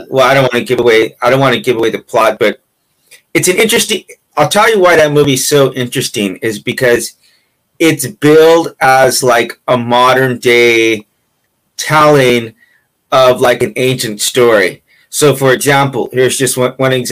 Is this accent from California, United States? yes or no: yes; California, United States; I'm from California